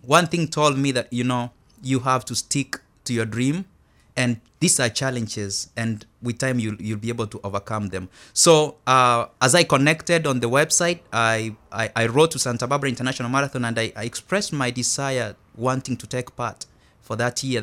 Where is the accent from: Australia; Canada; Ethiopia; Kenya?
Kenya; moved away as an adult; now in United States; I'm originally from Kenya